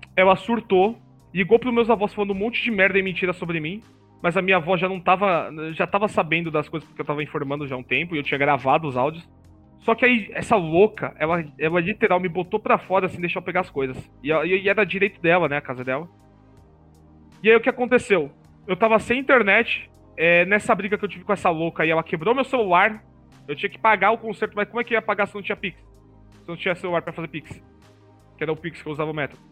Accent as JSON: {"language": "Portuguese", "region": "São Paulo", "country": "Brazil", "tie": "born or raised there", "said": "a minha avó foi lá e gastou mais dinheiro só para eu voltar aqui para São Paulo"}